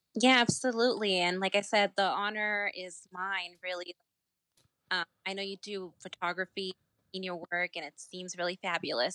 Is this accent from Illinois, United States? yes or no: no; Virginia, United States; my home state